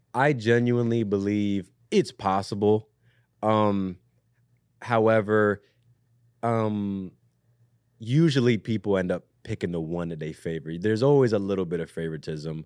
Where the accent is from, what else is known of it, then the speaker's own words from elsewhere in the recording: Southern Maryland, United States; moved away; I'm from Southern Maryland originally